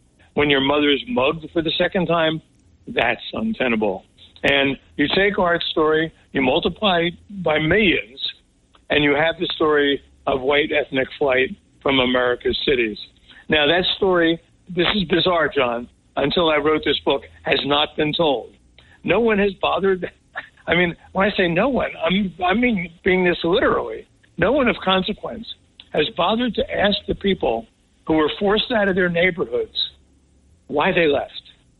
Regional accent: Newark, New Jersey, United States; I grew up in Newark, New Jersey, obviously.

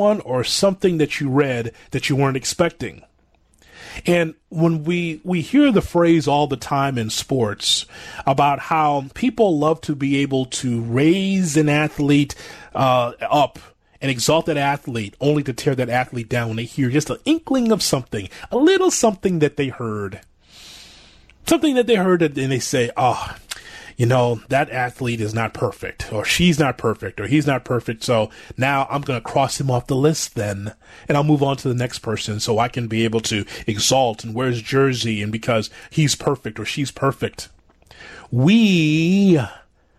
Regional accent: Chicago, Illinois, United States; I'm from Chicago

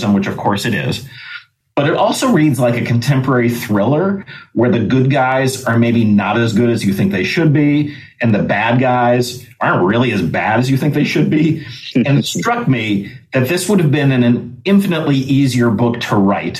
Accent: Chicago, Illinois, United States; I live in Chicago, Illinois, and I have basically my whole life

